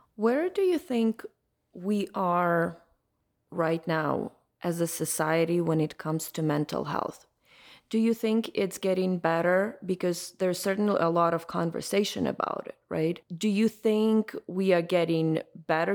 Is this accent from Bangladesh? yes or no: no; Ukraine; moved away; I'm originally from Ukraine